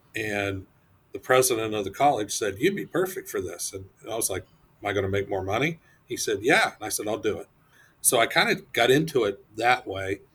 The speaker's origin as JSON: {"language": "English", "region": "Ohio", "country": "United States", "tie": "born or raised there", "also_born_or_lived": "Michigan", "moved": "as an adult", "lives_now": "Putnam County, Florida, United States", "said": "I'm originally from Ohio, uh, born and raised"}